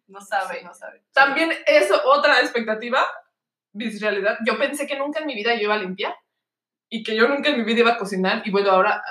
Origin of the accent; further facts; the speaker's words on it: Mexico City, Mexico; moved away as an adult; also born or lived in Querétaro / Budapest, Hungary; now in Malmö, Sweden; Yo soy del DF, nacida en el DF, pero a los 15 años nos